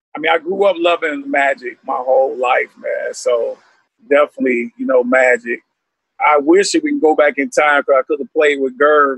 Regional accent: Alabama, United States; growing up in Alabama, bro, I was going through segregation in the seventies.

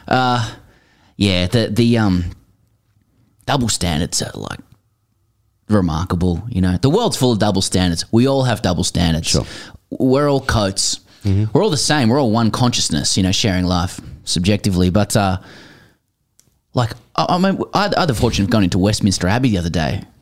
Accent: Australia; also born or lived in United Kingdom; as an Aussie

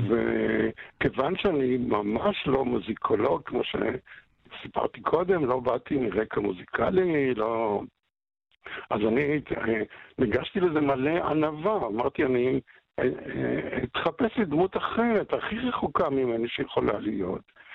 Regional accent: Haifa, Haifa District, Israel; אני גדלתי בחיפה, הסוציאליסטית, ואנחנו היינו הפולנים היחידים כמעט בשכונה של יקים, בהדר הכרמל

